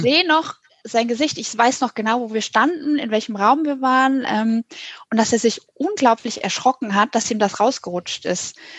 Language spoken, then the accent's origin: German; Hanover, Lower Saxony, Germany; moved away; Ich bin mal in Hannover, wo ich aufgewachsen bin